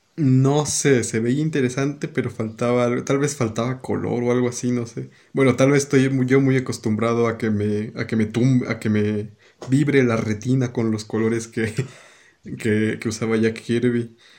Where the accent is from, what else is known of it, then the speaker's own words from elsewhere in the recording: Peru; el mío, Perú